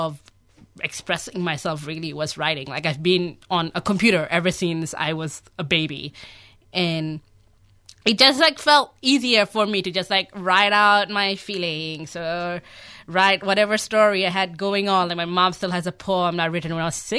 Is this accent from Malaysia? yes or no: yes; Malaysia; moved away as an adult; also born or lived in Australia; now in Melbourne, Australia; I grew up in Malaysia. I was born and raised there as a child of Bangladeshi immigrants.